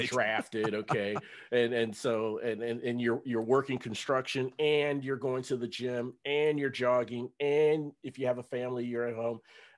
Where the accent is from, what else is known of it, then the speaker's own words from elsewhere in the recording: Cincinnati, Ohio, United States; And so, I live in North Texas now, but for about 6 years. But back in, I'm from Cincinnati